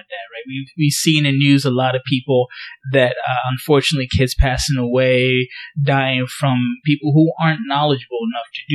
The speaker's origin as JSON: {"language": "English", "country": "Ghana", "moved": "yes", "lives_now": "United States", "said": "I'm from Ghana"}